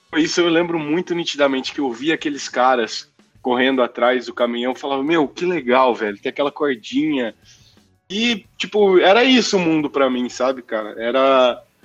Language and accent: Portuguese; Mococa, São Paulo, Brazil; also born or lived in Rio de Janeiro / Poland; Eu nasci no dia 2, no dia 17 eu já estava em Mococa, e foi onde eu cresci